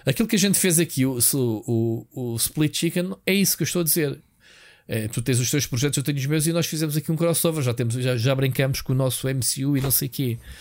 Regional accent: Portugal; eu sou português

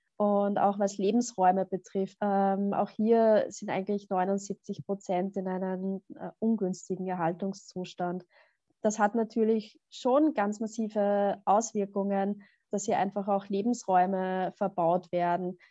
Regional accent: Upper Austria, Austria; Also ich bin ja auch aus Oberösterreich

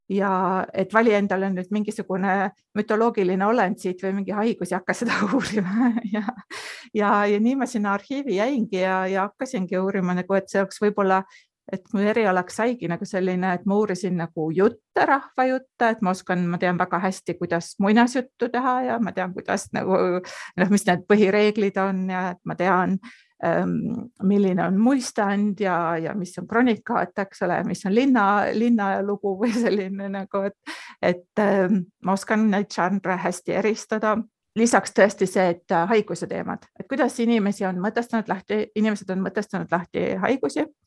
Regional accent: South Estonia, Estonia; moved away as an adult; also born or lived in Põlva / Finland / Munich, Germany; now in Austria; ma kasvasin üles sellisest ähm, kohas, kus äh, põhimõtteliselt oli ainult kaks maja

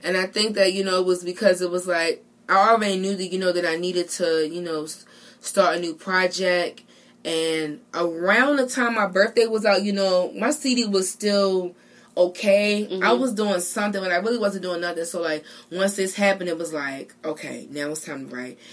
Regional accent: Baltimore, Maryland, United States; I'm from Baltimore

